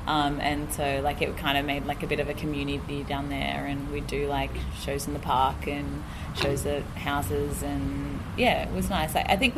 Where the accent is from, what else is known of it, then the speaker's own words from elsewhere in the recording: Central Coast, New South Wales, Australia; I'm also from the Central Coast.